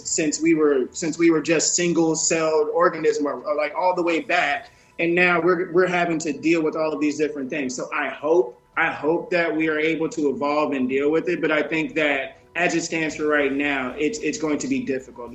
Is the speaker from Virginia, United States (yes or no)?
no; Mississippi, United States; moved away; I'm from Mississippi, I'm from the woods.